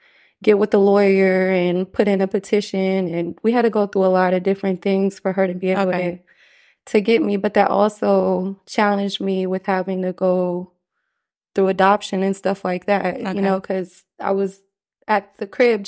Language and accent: English; United States; it was really hard growing up in the States with a mother that's not from this country.